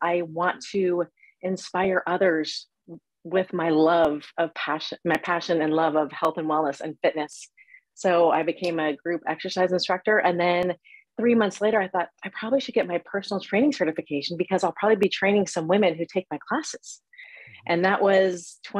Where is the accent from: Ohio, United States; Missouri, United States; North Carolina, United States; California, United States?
Ohio, United States; moved away as an adult; I grew up in Ohio, went to the Ohio State University